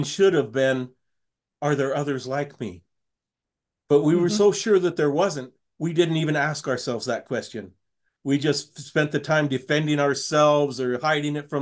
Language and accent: English; Washington, United States; I grew up in Washington State